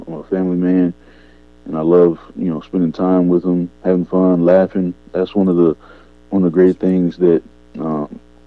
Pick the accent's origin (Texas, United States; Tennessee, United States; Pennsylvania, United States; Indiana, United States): Tennessee, United States; Murfreesboro; I'm from Murfreesboro, Tennessee. Some may know, some may don't, may not know. It's about 30 minutes from Nashville. And so that's where I'm from. That's where most of my childhood, I was raised here